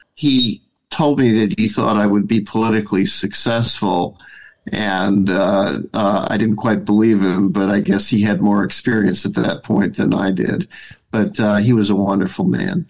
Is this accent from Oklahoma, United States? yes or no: no; Madison, Wisconsin, United States; I was born in Madison, Wisconsin